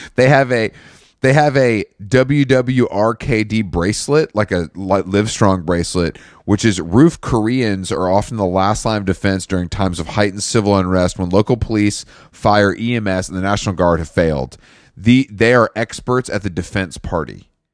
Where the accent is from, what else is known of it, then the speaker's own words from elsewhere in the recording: United States; as an American